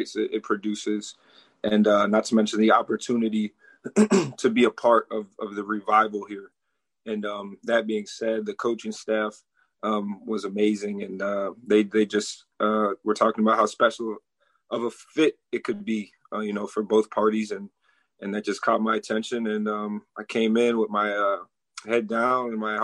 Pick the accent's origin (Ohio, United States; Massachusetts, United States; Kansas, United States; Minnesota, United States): Minnesota, United States; Minneapolis; moved away as an adult; also born or lived in Eden Prairie, Minnesota; now in Tallahassee, United States; I come from Minneapolis